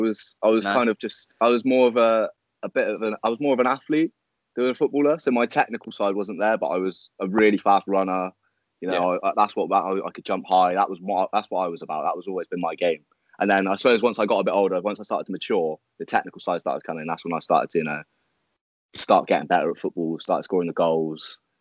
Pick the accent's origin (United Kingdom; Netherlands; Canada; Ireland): United Kingdom; Corston, near Chippenham, South West England; my hometown. A small hometown called Carlton, which is next to Chippenham